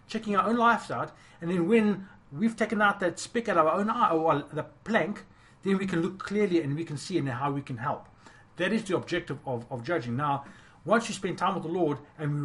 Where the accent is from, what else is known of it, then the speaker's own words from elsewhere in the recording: South Africa; moved away; we grew up in South Africa